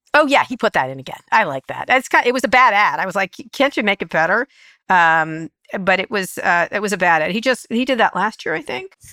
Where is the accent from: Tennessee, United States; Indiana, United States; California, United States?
California, United States; San Francisco; I'm from San Francisco